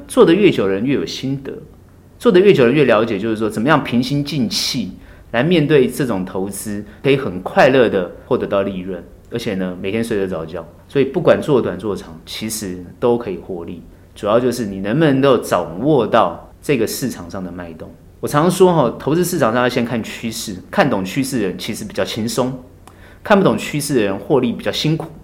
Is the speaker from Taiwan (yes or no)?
yes; Taiwan; 我们台湾人